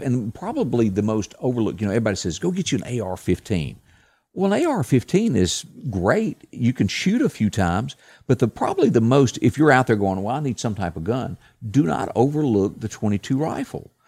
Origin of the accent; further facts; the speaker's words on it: the South, United States; I was a kid and I grew up in the South deer hunting